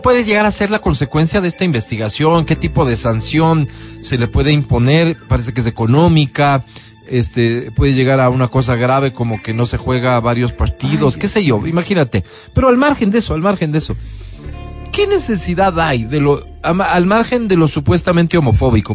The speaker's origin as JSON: {"language": "Spanish", "town": "Quito", "region": "Pichincha", "country": "Ecuador"}